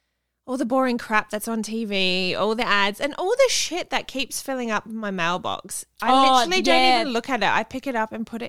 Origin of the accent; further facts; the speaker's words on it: Salisbury, South Australia, Australia; I grew up in Salisbury